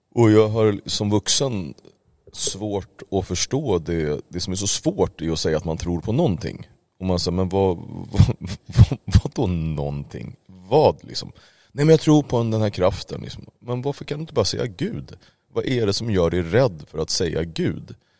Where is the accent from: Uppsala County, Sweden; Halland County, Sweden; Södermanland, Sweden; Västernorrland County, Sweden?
Uppsala County, Sweden; Uppsala; jag är uppväxt i Uppsala